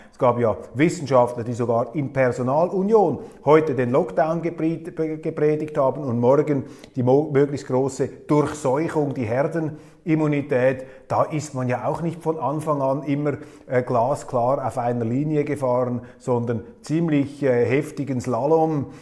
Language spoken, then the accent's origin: German; Switzerland; als Schweizer